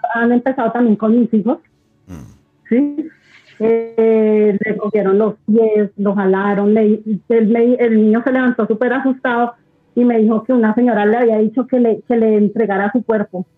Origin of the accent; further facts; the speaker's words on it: Bogotá, Colombia; yo soy de Bogotá, de Colombia